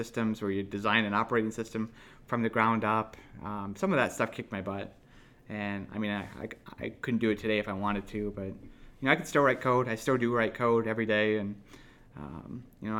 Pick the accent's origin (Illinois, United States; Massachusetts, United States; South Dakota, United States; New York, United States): South Dakota, United States; Mitchell; I grew up in Mitchell